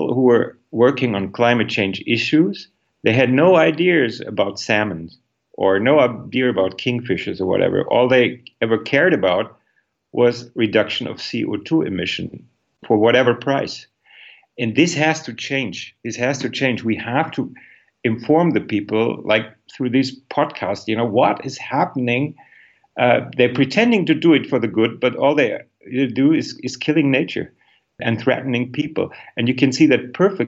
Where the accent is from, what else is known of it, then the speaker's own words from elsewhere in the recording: Northern Germany, Germany; moved away; I am from northern Germany originally, and our region is full of windmills.